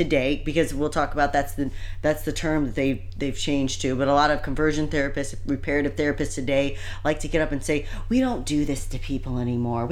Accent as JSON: {"language": "English", "region": "Indiana", "country": "United States", "tie": "born or raised there", "said": "us growing up in Indiana"}